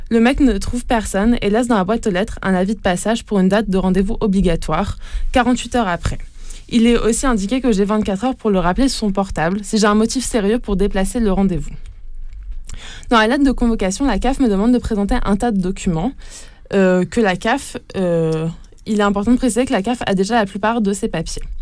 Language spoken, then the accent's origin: French; Italy; il finit également par lâcher que c'est parce que je suis italien qu'il est là et que ce type de contrôle est fréquent pour les étrangers communautaires.